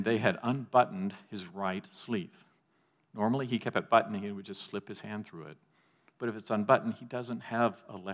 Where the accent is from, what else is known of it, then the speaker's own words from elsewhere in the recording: Texas, United States; Growing up in Texas